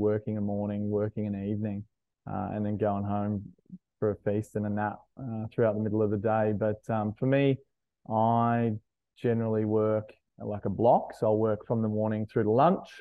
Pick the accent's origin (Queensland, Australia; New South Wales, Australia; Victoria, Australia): Queensland, Australia; Logan; now in Brisbane, Australia; I'm a South Sider. I grew up in Logan